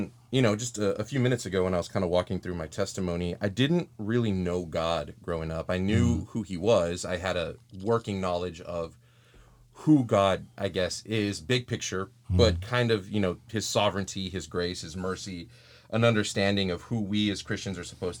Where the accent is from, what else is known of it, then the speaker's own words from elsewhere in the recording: Texas, United States; I just want you to know that as a Texan